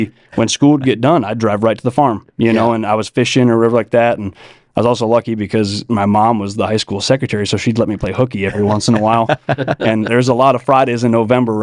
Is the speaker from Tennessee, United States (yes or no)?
no; Wisconsin, United States; moved away; where I grew up in Wisconsin, it's really hilly.